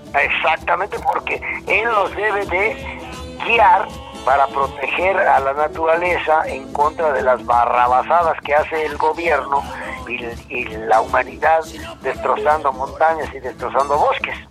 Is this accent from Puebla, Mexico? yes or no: yes; Puebla, Mexico; Los poblanos